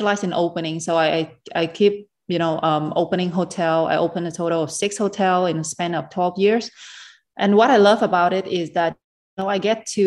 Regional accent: Vietnam; now in Dubai, United Arab Emirates; when I was a little kid in Vietnam

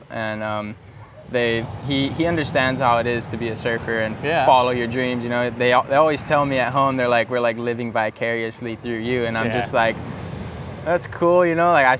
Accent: Hilo, Hawaii, United States; also born or lived in San Diego, California; Home for me is Hilo, Hawaii on the Big Island. It's like on the northeast. Kind of looks like a, just like a boomerang.

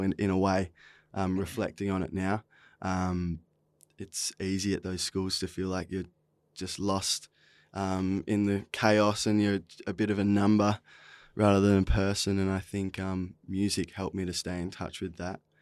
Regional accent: Esperance, Western Australia, Australia; also born or lived in Pilbara; now in Fremantle, Australia; I'm originally from Esperance. Uh, when I was twelve, we moved up to the Pilbara, spent a lot of time up there, and, um, now I'm based in Frio

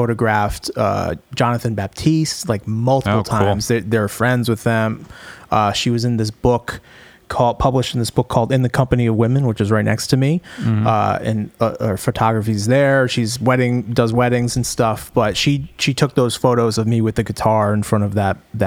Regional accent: Cranston, Rhode Island, United States; also born or lived in Boston; I'm from Cranston, Rhode Island

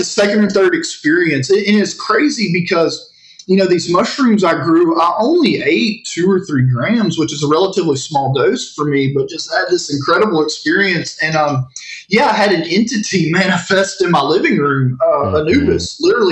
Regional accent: Northeast Texas, United States; I grew up in Northeast Texas.

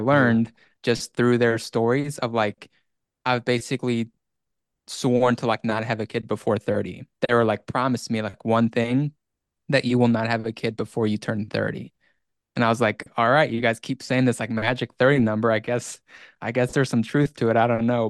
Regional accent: Iceland; moved away; it's been about seventeen years since I lived there

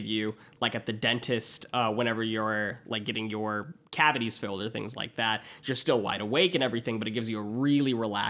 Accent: Georgia, United States; I'm from Georgia.

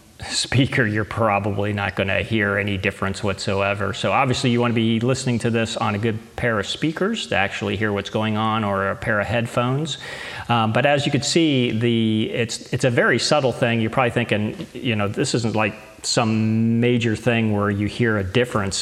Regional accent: United States; I am living in the United States of America, so obviously I want to support my home country

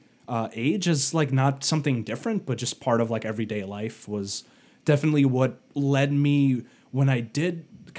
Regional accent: Ukraine; moved away; I was born in Ukraine and my parents were also born in Ukraine

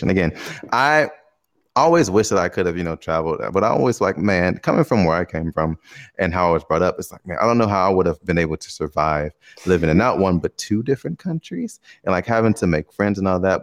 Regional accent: Chicago, Illinois, United States; moved away as an adult; now in Taiwan; I'm from Chicago. I'm black

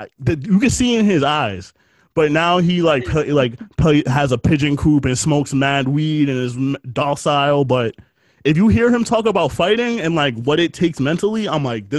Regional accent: New York City, New York, United States; growing up in New York

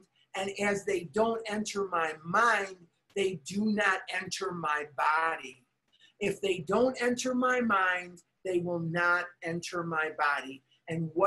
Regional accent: Chicago, Illinois, United States; now in Scottsdale, United States; which is where I'm born and raised. I'm from Chicago

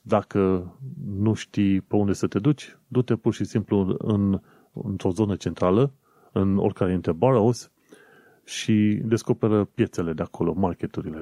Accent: Romania; accent: Eastern European; moved away as an adult; now in London, United Kingdom; Ca român

